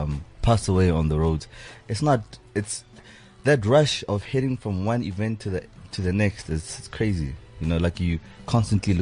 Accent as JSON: {"language": "English", "town": "Pretoria", "region": "Gauteng", "country": "South Africa", "said": "we're from Pretoria."}